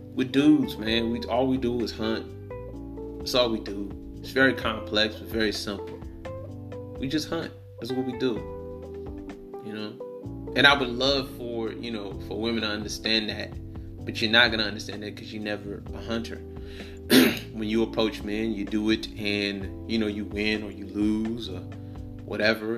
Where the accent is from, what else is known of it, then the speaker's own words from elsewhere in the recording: Detroit, Michigan, United States; I'm from I'm from Detroit.